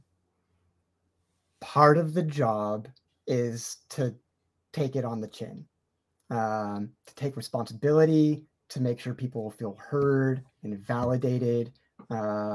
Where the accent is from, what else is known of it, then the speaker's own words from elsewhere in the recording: California, United States; as a Californian